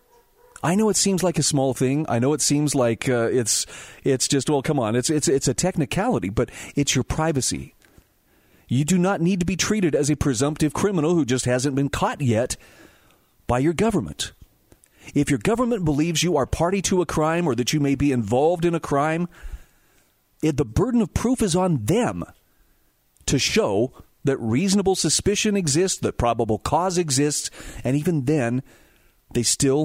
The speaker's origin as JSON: {"language": "English", "region": "Utah", "country": "United States", "tie": "born or raised there", "said": "my home state of Utah"}